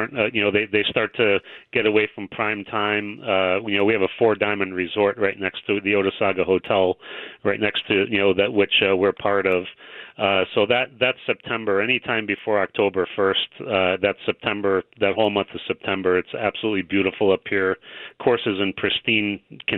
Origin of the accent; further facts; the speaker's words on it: Massachusetts, United States; moved away as an adult; now in Cooperstown, United States; I grew up in Massachusetts